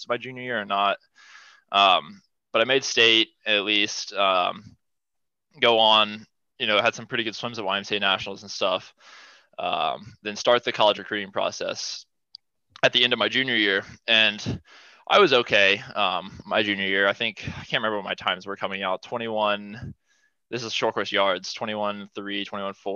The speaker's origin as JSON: {"language": "English", "region": "Ohio", "country": "United States", "tie": "born or raised there", "said": "running around the local pool in my hometown. And then once I got to high school, joined the high school team"}